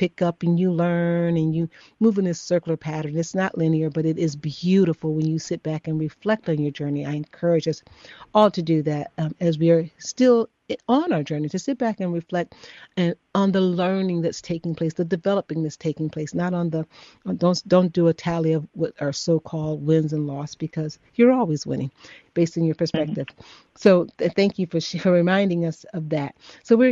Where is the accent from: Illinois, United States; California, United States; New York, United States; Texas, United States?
Illinois, United States; Chicago; I'm from Chicago as well.